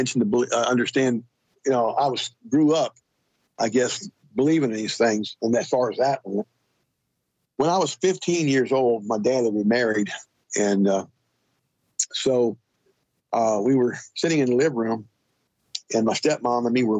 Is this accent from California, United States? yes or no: yes; Los Angeles, California, United States; I grew up outside of Canoga Park, California, back in the 50s and the 60s.